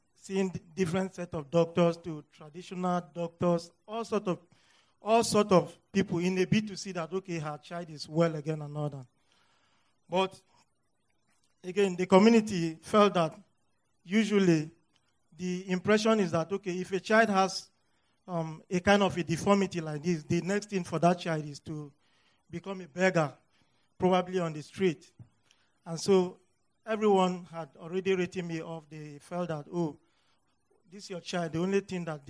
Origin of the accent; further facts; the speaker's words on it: North Central Nigeria, Nigeria; moved away as an adult; now in United States; I am from Nigeria. I was born in the north central part of northern Nigeria.